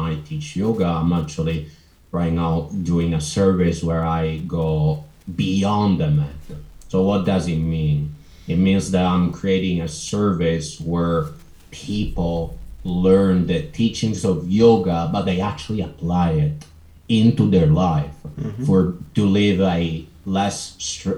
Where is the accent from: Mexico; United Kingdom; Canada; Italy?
Italy; I'm from Italy.